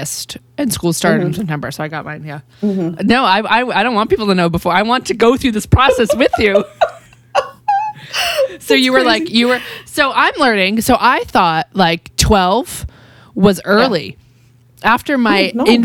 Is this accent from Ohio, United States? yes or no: no; Massachusetts, United States; I'm from Massachusetts, which is dairy farming world